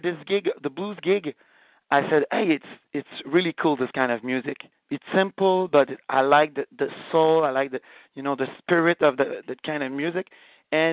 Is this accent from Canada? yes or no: yes; Canada; we are French Canadian